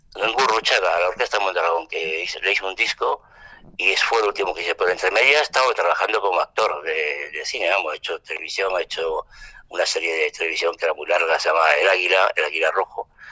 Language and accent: Spanish; Tangier, Tanger-Tetouan-Al Hoceima, Morocco; first language French; Spanish is a second language; now in Madrid, Spain; nací en Tanger y allí eh, en Tanger Internacional y mi lengua materna es el francés. Cuando vinimos a España yo casi no hablaba español, pero lo aprendí.